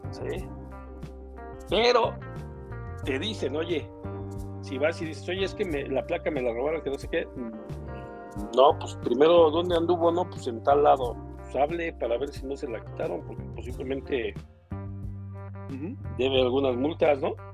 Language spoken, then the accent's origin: Spanish; Tlaxcala, Mexico; pero yo soy de Tlaxcala, mi licencia es de Tlaxcala.